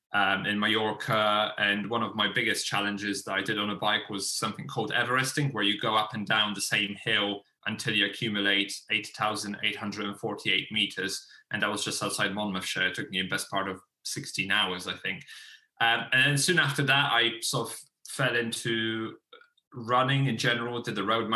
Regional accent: Poland; moved away as an adult; now in England; I initially came over to England in 2006 from my home country in Poland.

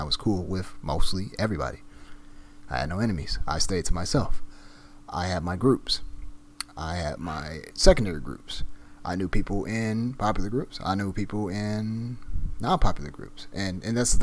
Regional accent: Southfield, Michigan, United States; I graduated from Southfield Lathrop High School out in Southfield, Michigan, my hometown

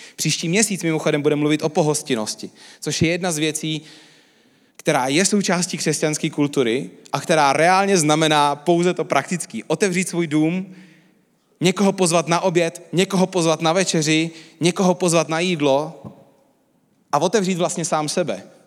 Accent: Czechia; my Češi

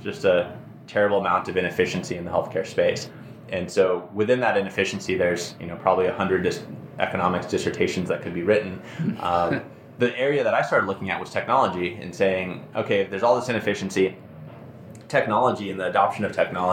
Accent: Phoenix, Arizona, United States; also born or lived in Hawaii; now in Madison, United States; I'm originally from Phoenix, although I was born in Hawaii

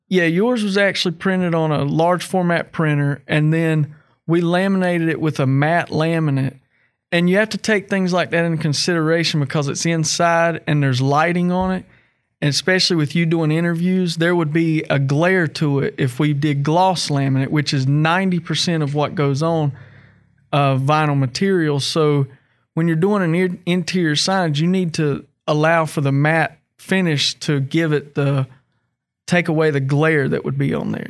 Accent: North Carolina, United States; moved away as an adult; now in West Virginia, United States; we're from North Carolina

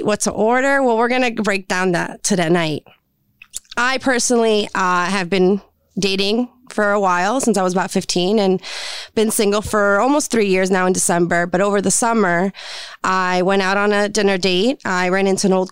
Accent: Jersey Shore, New Jersey, United States; also born or lived in San Juan, Puerto Rico; I am originally from San Juan, Puerto Rico, and I grew up at the Jersey Shore

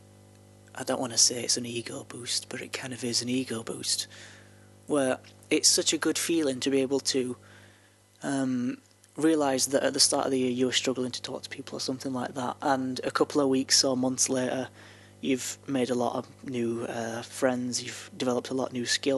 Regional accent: the north of England, United Kingdom; accent: broadly northern; you can hear my accent now, and I'm still pretty broadly northern.

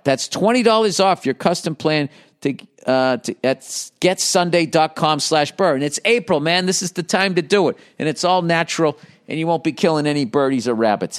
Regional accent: East Coast, United States; I grew up on the East Coast and we had Nor'easters

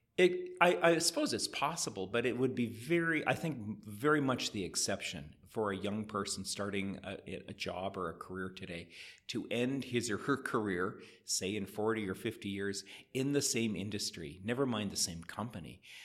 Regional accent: Edmonton, Alberta, Canada; moved away as an adult; now in Calgary, Canada; my hometown of Edmonton

